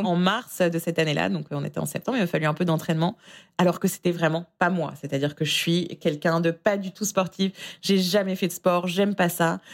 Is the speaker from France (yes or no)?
yes; France; moved away as an adult; also born or lived in Israel; now in New York, United States; j'ai quitté la France en 2014 pour ce qui devait être une simple année sabbatique en Israël